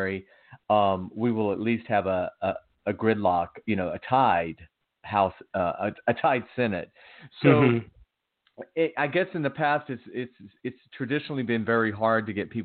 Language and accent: English; Georgia, United States; my home state of Georgia